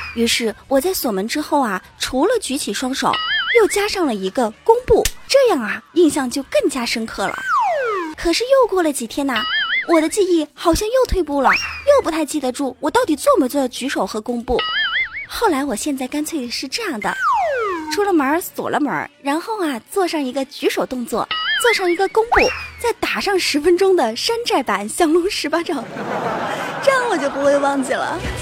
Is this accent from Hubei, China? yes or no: yes; Enshi, Hubei, China; accent: Enshi dialect; also born or lived in Wenzhou; 我用我们这儿方言说，恩师方言，湖北恩师啊